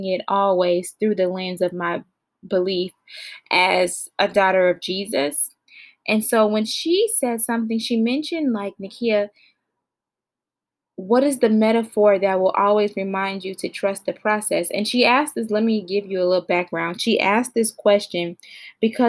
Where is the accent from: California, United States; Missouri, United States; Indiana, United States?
Indiana, United States; Gary; moved away; I'm from Gary, Indiana, and I'm going to rep that until I die. I'm not currently in Indiana, but Indiana is still in me